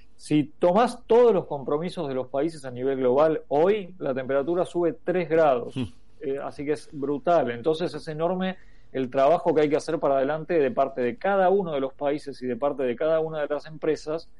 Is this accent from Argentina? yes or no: yes; Argentina